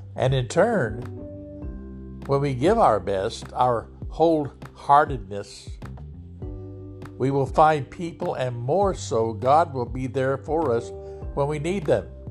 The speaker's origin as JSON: {"language": "English", "town": "Lodi", "country": "United States", "tie": "born or raised there", "said": "here in my hometown of Lodi"}